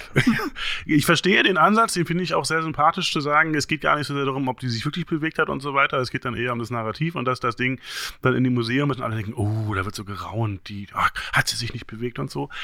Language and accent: German; East Germany, Germany; bin ja Ossi, wir hatten ja nichts